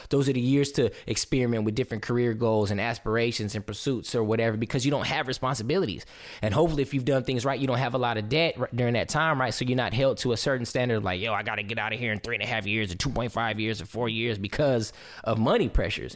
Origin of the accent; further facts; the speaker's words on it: Southern California, United States; growing up in Southern California